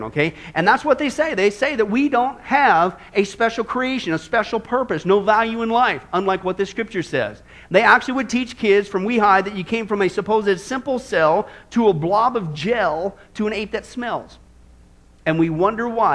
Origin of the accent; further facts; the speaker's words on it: Midwest, United States; I grew up in the Midwest